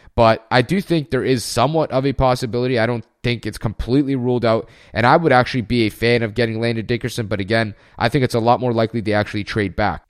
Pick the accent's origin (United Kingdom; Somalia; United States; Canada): Canada; also born or lived in Germany; a fellow Canadian